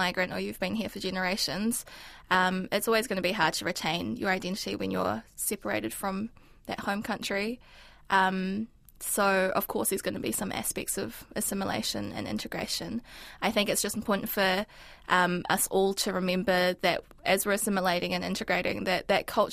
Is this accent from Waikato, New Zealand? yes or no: no; Auckland, New Zealand; first language Mandarin; English is a second language; I came to New Zealand when I was four, so that was over 20 years ago, and I've always lived in Tāmaki Makaurau